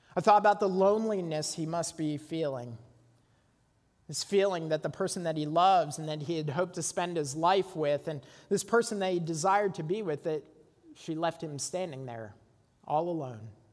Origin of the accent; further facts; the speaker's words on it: Burlington, Ontario, Canada; Burlington, Ontario, overlooking Lake Ontario, my hometown.